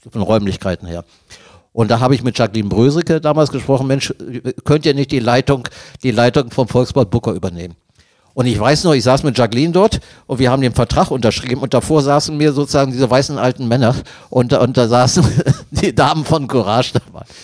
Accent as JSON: {"language": "German", "town": "Rendsburg", "region": "Schleswig-Holstein", "country": "Germany", "tie": "born there", "said": "bin ich in Rendsburg geboren und nicht in Salzwedel."}